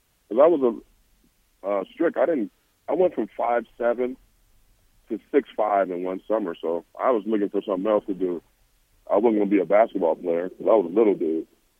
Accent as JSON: {"language": "English", "town": "Los Angeles", "region": "California", "country": "United States", "tie": "born or raised there", "said": "where I grew up in South Central LA."}